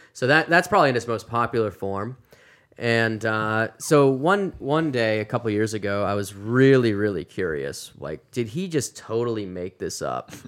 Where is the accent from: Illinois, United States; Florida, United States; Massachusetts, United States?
Massachusetts, United States; moved away as an adult; also born or lived in South Carolina / Louisville, Kentucky; now in Phoenix, United States; I'm from Massachusetts originally, and, uh, grew up in a Christian home